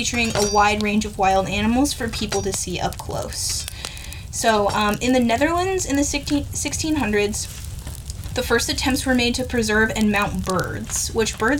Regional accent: United States; as an American

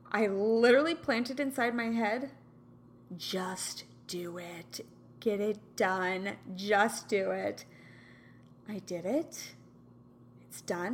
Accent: Kansas, United States; now in California, United States; I'm from Kansas

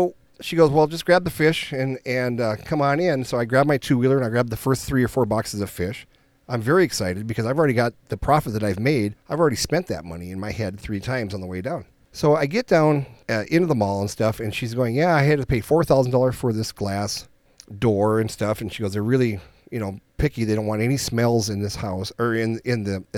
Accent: Minnesota, United States; we're from Minnesota.

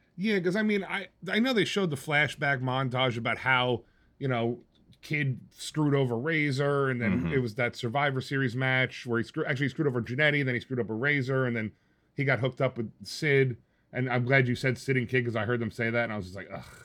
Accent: New Jersey, United States; I'm in Jersey

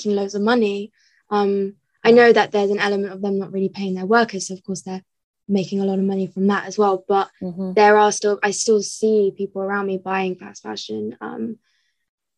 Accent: Somerset, South West England, United Kingdom; now in London, United Kingdom; I'm from Somerset

